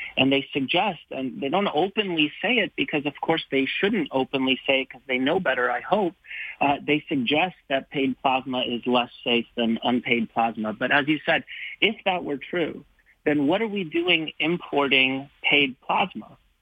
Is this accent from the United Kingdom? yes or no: no; Canada; now in West Virginia, United States; I'm calling you from West Virginia, but I am right. Canadian.